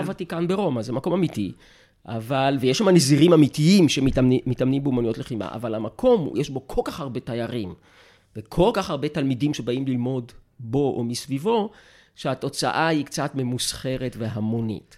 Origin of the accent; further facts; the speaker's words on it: Jerusalem, Jerusalem District, Israel; אני נולדתי בירושלים